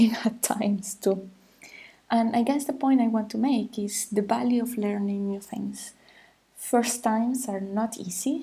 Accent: Venezuela; moved away as an adult; also born or lived in Europe; now in Paris, France; It was almost 10 years after leaving my home country, Venezuela, almost 10 years since I was living in Europe.

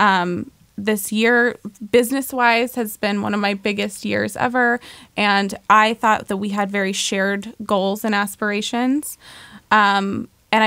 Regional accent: Oregon, United States; I grew up in Oregon

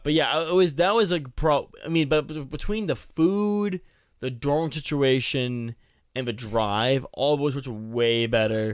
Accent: Boston, Massachusetts, United States; I'm from Boston

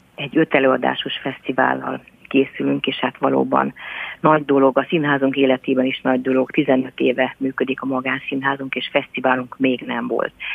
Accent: Somogy, Hungary; jómagam is Somogyi vagyok

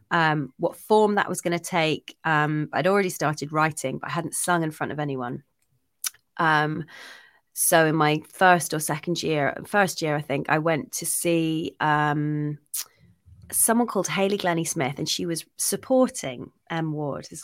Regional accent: Scotland, United Kingdom; I'm actually Scottish. I've just got a really useless kind of boring accent that's been kind of, you know, it's just disappeared over the years.

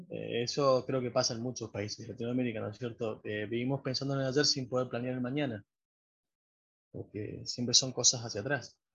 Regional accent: Río Gallegos, Santa Cruz, Argentina; born there; Yo nací en Río Gallegos, ahí nomás de Comodoro.

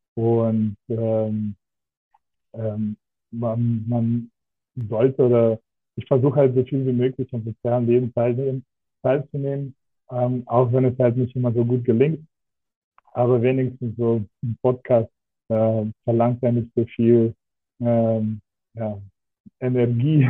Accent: Russia; now in Germany; ich bin gebürtig aus Russland. Also ich bin so ähm, in Deutschland sogenannte Deutschrusse

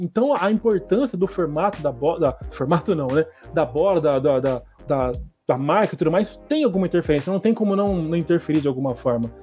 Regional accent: Brazil; quando era criança aqui no Brasil

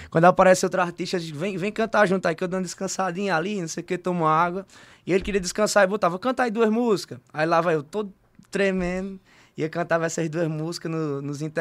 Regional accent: Monteiro, Paraíba, Brazil; also born or lived in Campina Grande; Eu sou, eu sou monteirense porque, assim, vivi, nasci em Campina, mas me criei a vida inteira aqui em Monteiro.

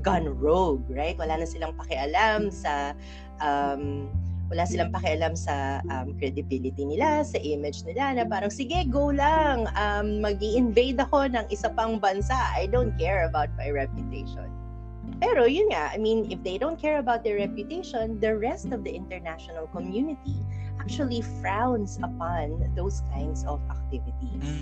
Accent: Philippines; I'm a Filipino

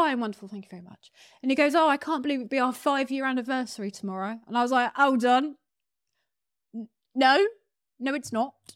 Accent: United Kingdom; I'm a British model who's never been to America

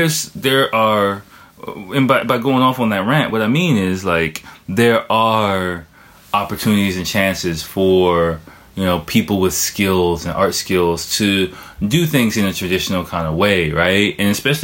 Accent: United States; moved away as an adult; now in Japan; I grew up in the States.

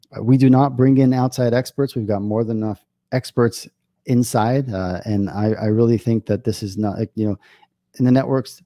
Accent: New York, United States; now in Israel; I grew up in New York

